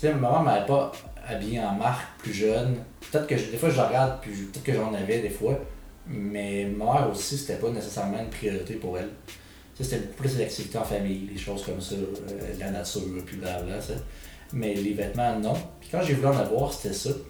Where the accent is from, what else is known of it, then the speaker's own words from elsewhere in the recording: Quebec City, Quebec, Canada; je viens de Québec